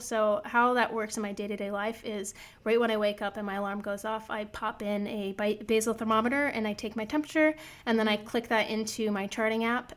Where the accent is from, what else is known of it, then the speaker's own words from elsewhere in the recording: Iowa, United States; I'm from Iowa. I grew up in the country, like, meat and potatoes and bread sort of girl